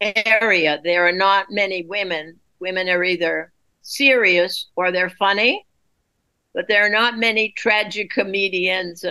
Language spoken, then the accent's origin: English; New England, United States; now in New York City, United States; I'm from New England, where you don't ask people about themselves